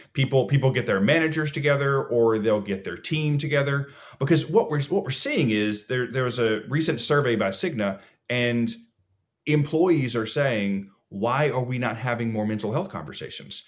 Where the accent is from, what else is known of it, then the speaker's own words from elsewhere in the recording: Alabama, United States; also born or lived in Georgia; when I was adopted at two, I moved to Alabama